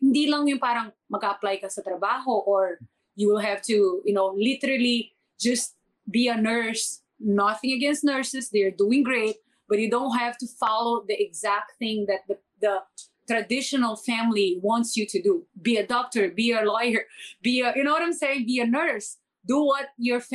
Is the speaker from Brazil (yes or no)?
yes; Brazil; English is a second language; now in Philippines; I come from Brazil. I know nothing. I didn't speak any English. I learned my English from the Filipinos. I moved out from Brazil